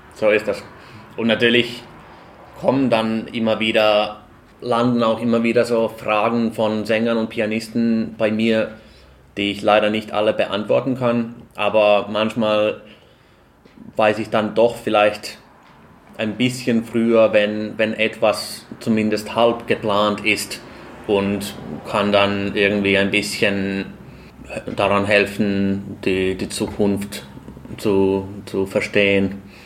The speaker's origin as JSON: {"language": "German", "country": "Finland", "also_born_or_lived": "Austria", "moved": "yes", "lives_now": "Bonn, Germany", "said": "ich komme aus dem fernen Finnland, habe aber die letzten neun Jahre in, im wunderschönen, oder wie hast du das beschrieben, Österreich verbracht"}